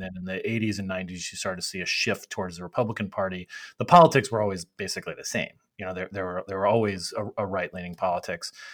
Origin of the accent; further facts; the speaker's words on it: Arizona, United States; now in Washington, D.C., United States; I'm from Arizona.